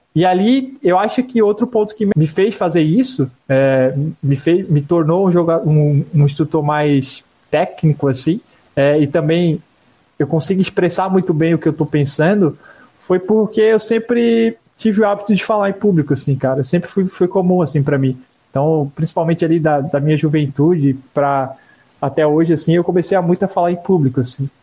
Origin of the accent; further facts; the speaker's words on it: Santa Catarina, Brazil; a gente é de Santa Catarina.